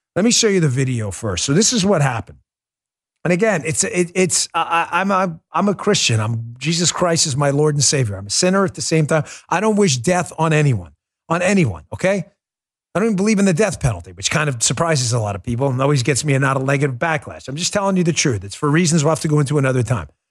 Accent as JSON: {"language": "English", "region": "New York", "country": "United States", "tie": "born or raised there", "moved": "yes", "said": "I grew up in New York and I was a cop up there."}